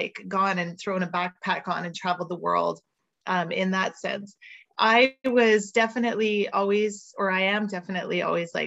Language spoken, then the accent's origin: English; Montreal, Quebec, Canada; moved away as an adult; also born or lived in Vancouver; And I'm originally from Montreal